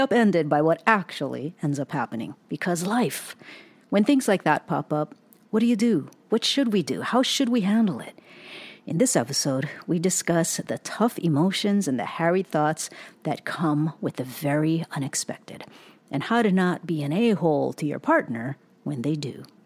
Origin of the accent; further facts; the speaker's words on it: Hawaii, United States; also born or lived in Southern California; now in Pacific Northwest, United States; we were born and raised in Hawaii and then we moved to Southern California